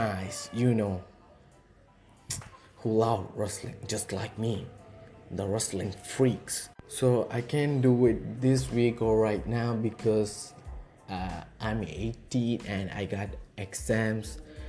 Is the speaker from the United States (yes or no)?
no; India; I'm from India.